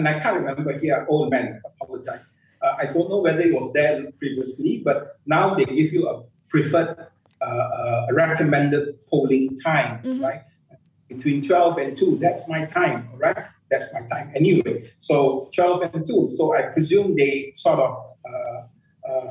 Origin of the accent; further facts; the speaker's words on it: Malaysia; as a Malaysian